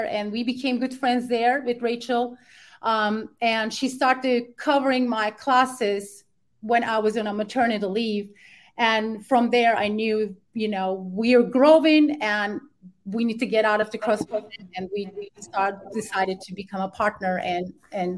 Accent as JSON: {"language": "English", "region": "Ankara", "country": "Turkey", "moved": "as an adult", "lives_now": "United States", "said": "I'm original from Ankara, Turkey"}